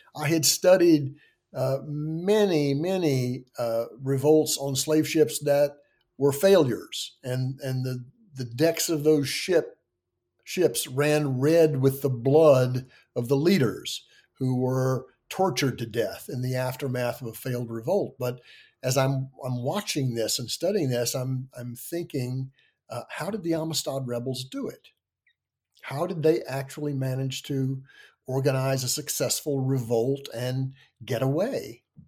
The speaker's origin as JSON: {"language": "English", "area": "Tennessee and Virginia", "region": "the South", "country": "United States", "tie": "born or raised there", "also_born_or_lived": "Kentucky / Pennsylvania", "moved": "as an adult", "said": "I grew up in the South, I was, uh, born in Kentucky, grew up in Tennessee and Virginia"}